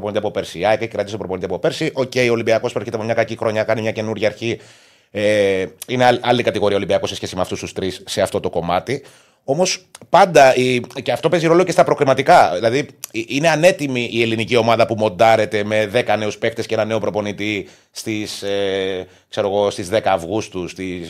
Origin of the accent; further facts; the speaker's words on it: Cyprus; είμαι και από την Κύπρο